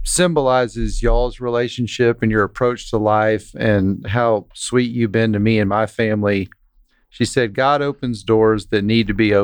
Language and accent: English; Central Texas, United States; growing up in Central Texas